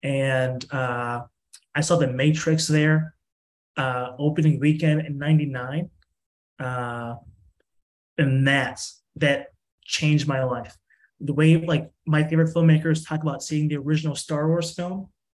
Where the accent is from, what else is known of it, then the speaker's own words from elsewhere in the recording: Streamwood, Illinois, United States; I grew up in Streamwood, Illinois, on the corner of like Mayfield and Sunset.